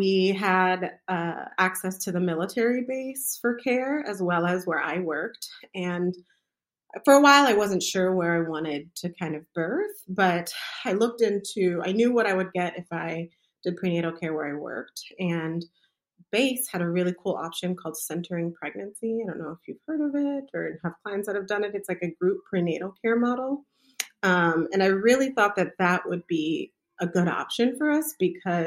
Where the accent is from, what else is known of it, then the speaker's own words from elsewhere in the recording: Southern California, United States; moved away; I'm originally from Southern California, so my family is there. We're the only ones that live away